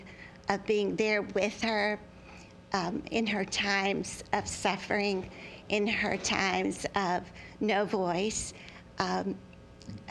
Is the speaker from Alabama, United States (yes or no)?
yes; Birmingham, Alabama, United States; from Birmingham, Alabama